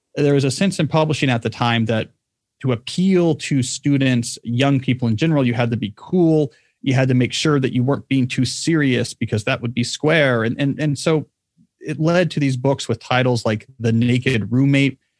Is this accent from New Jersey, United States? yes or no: yes; New Jersey, United States; also born or lived in Texas; I was a Texan for the first seven years of my life. And then we moved to the state of New Jersey, where I grew up in a, grew up in a small town.